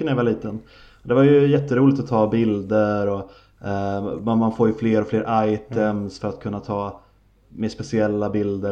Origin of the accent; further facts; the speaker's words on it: Sweden; vi svenskar